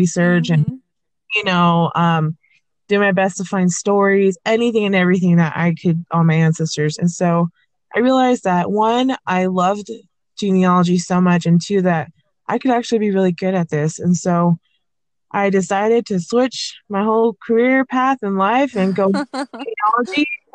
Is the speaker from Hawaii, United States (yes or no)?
yes; Hawaii, United States; I'm from Hawaii, and Hawaii is a state